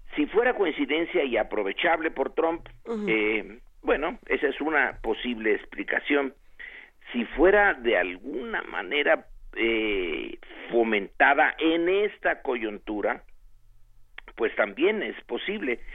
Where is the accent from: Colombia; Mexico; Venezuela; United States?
Mexico